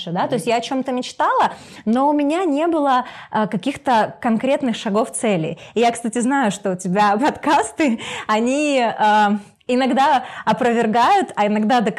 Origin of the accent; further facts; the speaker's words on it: Kharkiv, Kharkiv Oblast, Ukraine; Да, я ну, из Харькова.